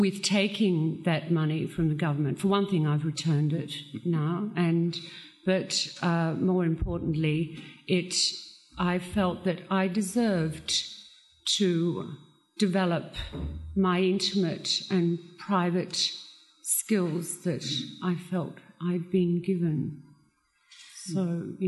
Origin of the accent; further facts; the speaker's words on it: Australia; growing up in Australia